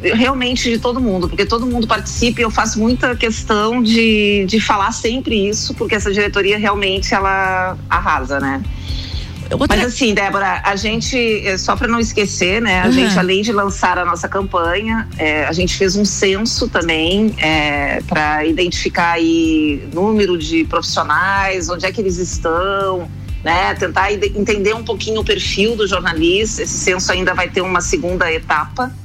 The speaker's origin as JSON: {"language": "Portuguese", "town": "Porto Alegre", "region": "Rio Grande do Sul", "country": "Brazil", "tie": "born or raised there", "moved": "as an adult", "lives_now": "Florianópolis, Brazil", "said": "eu nasci em Porto Alegre, e eu, mas eu moro há muitos anos já 35 anos eu moro em Florianópolis"}